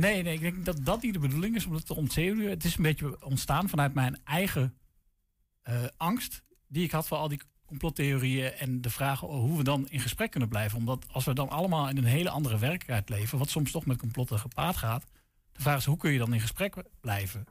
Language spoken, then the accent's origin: Dutch; Deventer, Overijssel, Netherlands; ik kom zelf uit Deventer